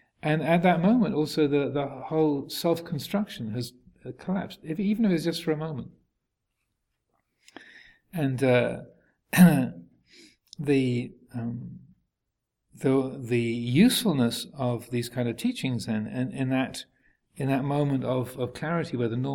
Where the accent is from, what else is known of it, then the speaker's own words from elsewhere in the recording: England, United Kingdom; moved away as an adult; also born or lived in Thailand; I never realized how English I was until I lived at Wat Pananachat amongst all the Americans and Australians and French and Germans and Italians.